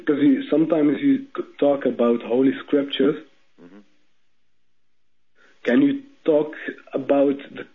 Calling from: Amman, Jordan; I am calling from Amman. It's 3:30 a.m.

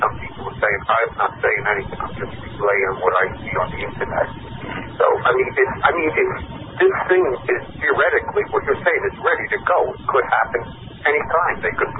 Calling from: New York, United States; Hi, Kevin and Alan. … from New York, and I have a question for Alan.

